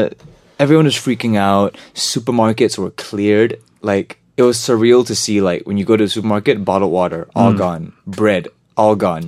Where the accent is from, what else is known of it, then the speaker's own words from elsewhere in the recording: Singapore; also born or lived in Boston; growing up in Singapore, you get really used to it.